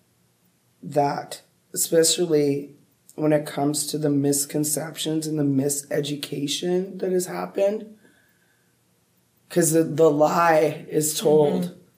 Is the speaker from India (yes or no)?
no; Canada; now in Treaty 6 territory, Canada; I'm in Treaty 6 and I'm from Treaty 4